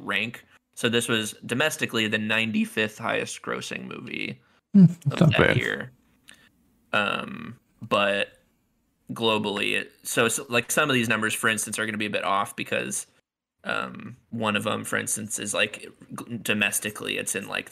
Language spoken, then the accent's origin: English; Northwest Indiana, United States; Growing up in Northwest Indiana